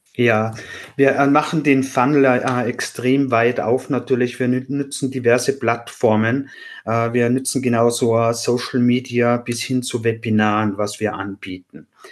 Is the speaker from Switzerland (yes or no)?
no; Austria; accent: Austrian; Wie man hört, bin ich Österreicher. Das kann ich durch meine Aussprache leider nicht verstecken.